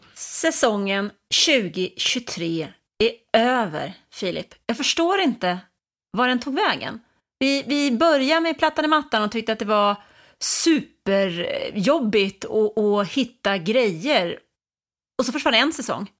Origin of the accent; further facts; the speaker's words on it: Stockholm, Stockholm County, Sweden; Jag är uppvuxen i Stockholm